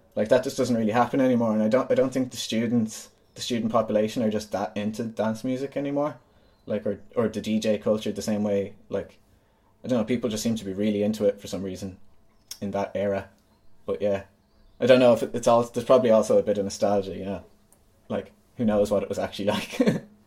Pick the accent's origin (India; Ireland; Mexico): Ireland; Galway, Connacht; also born or lived in New York / Dublin; I grew up in Galway